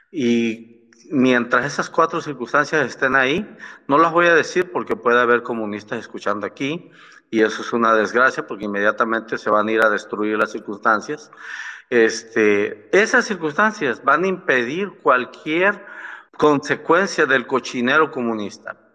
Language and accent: Spanish; Mexico; de ver que nosotros como mexicanos somos extremadamente superiores a todos ellos